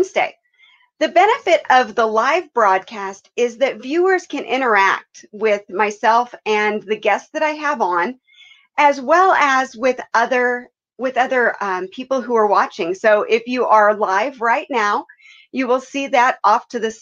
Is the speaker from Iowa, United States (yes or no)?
yes; Iowa, United States; my home state of Iowa